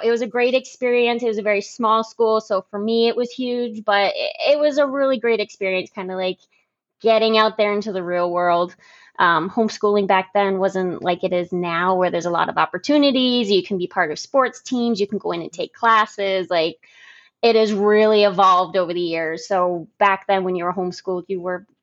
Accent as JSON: {"language": "English", "town": "Concord", "region": "New Hampshire", "country": "United States", "tie": "born or raised there", "said": "I moved around a little bit, you know, when I was younger, but mostly in the Concord area"}